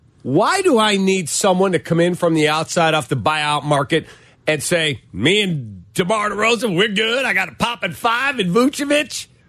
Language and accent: English; Chicago, Illinois, United States; And I'm from Chicago. I would love to play in front of my mom before my career's over.